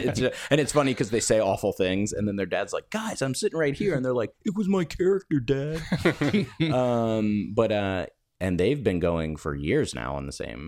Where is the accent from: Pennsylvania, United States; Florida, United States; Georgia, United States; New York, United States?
Florida, United States; I grew up in Florida.